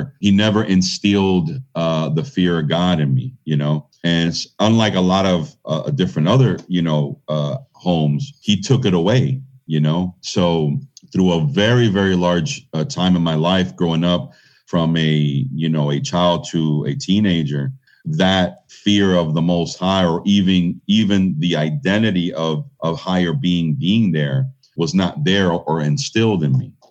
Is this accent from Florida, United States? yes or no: yes; Miami, Florida, United States; was born and raised in Miami, Florida.